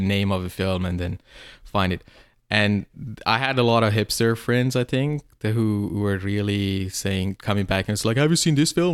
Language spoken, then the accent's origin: English; suburban Tehran, Tehran Province, Iran; moved away; I grew up in a, in suburban Tehran, like this small town near Tehran.